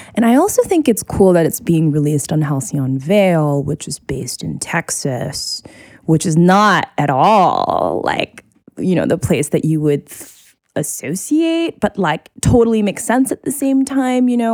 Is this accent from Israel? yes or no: no; Singapore; moved away; growing up in Singapore, I would hear you know, like calls to prayer for the mosque all the time